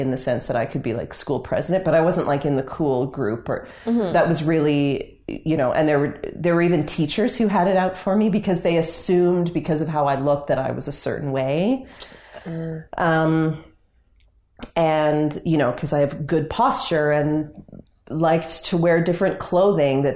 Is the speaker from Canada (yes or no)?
yes; Canada; I love being Canadian, and I'm very proud to be Canadian